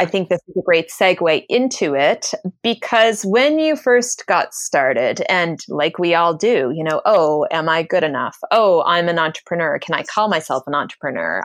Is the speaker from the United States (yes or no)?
no; Canada; I'm Canadian, I apologize for everything, it's just what we